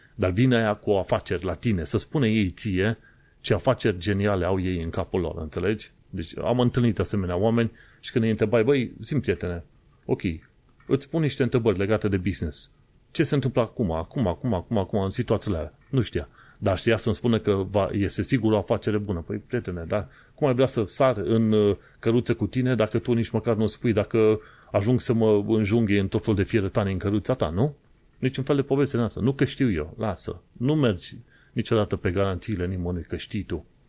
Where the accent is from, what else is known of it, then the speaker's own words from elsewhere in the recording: Romania; moved away as an adult; now in London, United Kingdom; Când am plecat din România